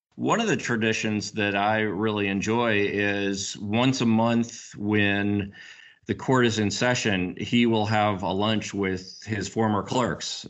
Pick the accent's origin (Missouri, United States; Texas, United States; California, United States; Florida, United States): Missouri, United States; also born or lived in St. Louis, Missouri / Kansas City, Missouri; I'm from Missouri and have lived in both Saint Louis and Kansas City.